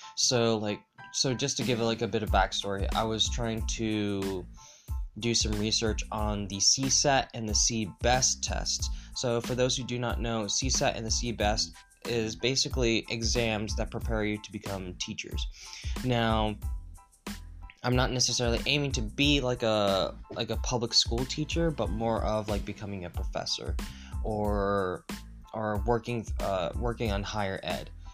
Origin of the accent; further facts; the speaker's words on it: United States; as an American